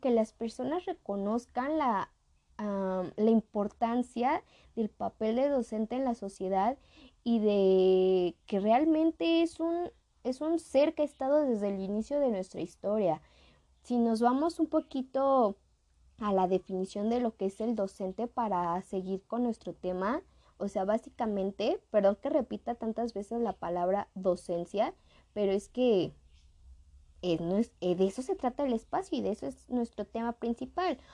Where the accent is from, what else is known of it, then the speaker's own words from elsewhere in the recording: Mexico; somos de México